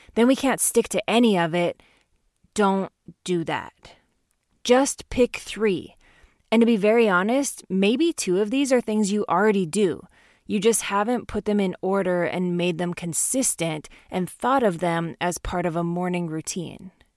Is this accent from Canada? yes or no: yes; Canada; growing up in Canada